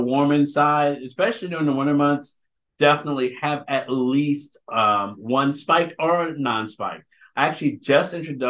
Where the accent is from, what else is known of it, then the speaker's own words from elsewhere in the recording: the South, United States; I'm from the South